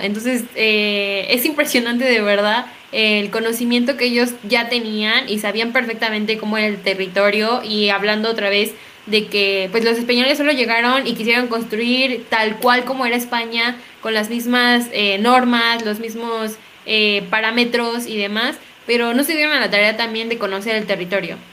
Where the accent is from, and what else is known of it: Mexico